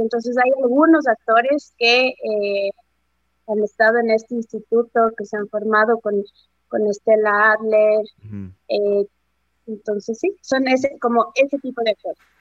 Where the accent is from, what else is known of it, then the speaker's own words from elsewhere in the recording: Riobamba, Chimborazo, Ecuador; moved away; yo soy de Riobamba